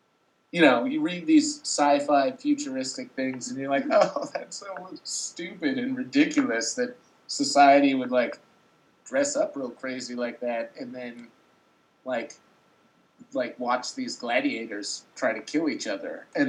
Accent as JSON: {"language": "English", "region": "Vermont", "country": "United States", "tie": "born or raised there", "said": "I grew up in Vermont. It's a lot of snow up there"}